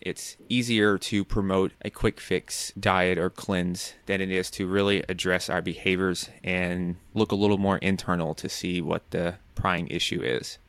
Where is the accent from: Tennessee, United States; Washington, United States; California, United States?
Tennessee, United States; Nashville; moved away as an adult; also born or lived in New York; I'm from Nashville, Tennessee, and so New York is quite different from Nashville.